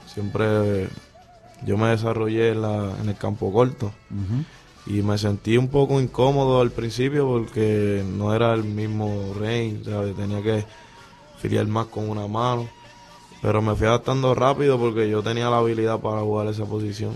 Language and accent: Spanish; Mayagüez, Puerto Rico; Yo soy de aquí, de Mayagüez, del residencial Eleonor Rubel